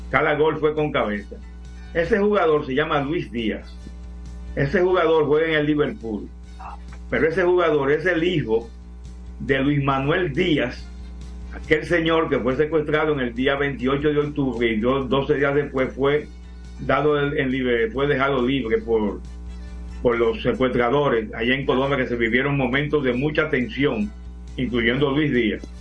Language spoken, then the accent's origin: Spanish; Moca, Espaillat, Dominican Republic; also born or lived in La Vega / Puerto Plata; now in Santo Domingo, Dominican Republic; Yo nací en La Vega, viví en Puerto Plata, pero soy mocano que reside en Santo Domingo.